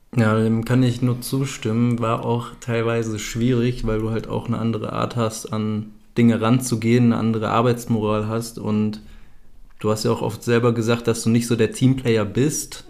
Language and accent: German; Germany; moved away as an adult; ich bin ja auch aus Deutschland ausgewandert, beziehungsweise habe mich abgemeldet, habe vorher noch zu Hause gelebt